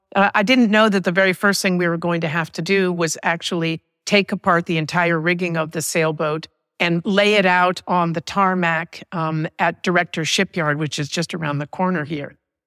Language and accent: English; Paris, Île-de-France, France; now in United States; We moved back to the United States after I was raised in Paris. So a very fantastic experience.